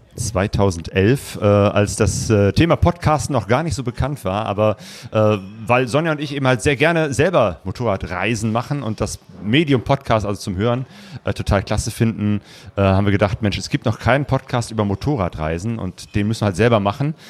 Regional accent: Essen, North Rhine-Westphalia, Germany; ich komme ja aus Essen, dem Ruhrgebiet

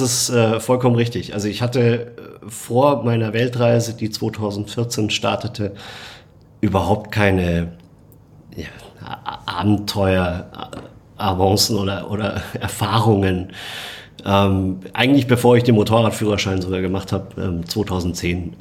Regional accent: Munich, Bavaria, Germany; meine Heimatstadt München

